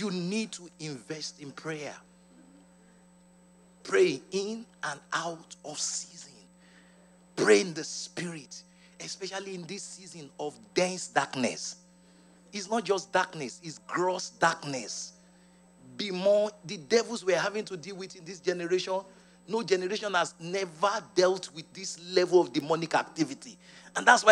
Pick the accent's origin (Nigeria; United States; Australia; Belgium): Nigeria; Ibadan, Oyo; I grew up in Nigeria, and I'm proud of it.